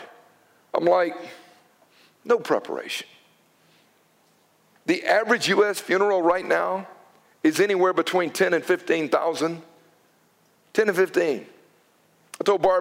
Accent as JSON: {"language": "English", "country": "United States"}